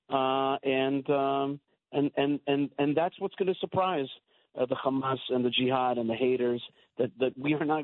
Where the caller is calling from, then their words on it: Efrat, Israel; I live in Israel, and I'm calling you from Israel. I'm calling you from the area of Israel that has been known for thousands of years as Judea. Uh, this is south of Jerusalem, about 30 minutes south of Jerusalem, and uh, the beautiful town of Efrat